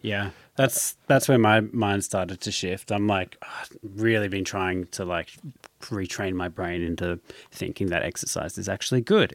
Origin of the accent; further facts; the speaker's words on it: Australia; growing up in Australia